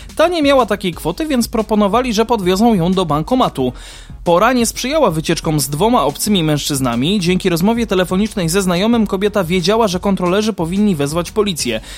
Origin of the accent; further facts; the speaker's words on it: Kraków, Lesser Poland, Poland; u nas w Krakowie